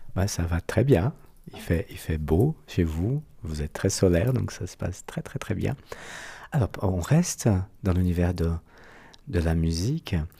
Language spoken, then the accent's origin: French; Brazil; accent: Brazilian; French is a second language; moved away; Mon accent brésilien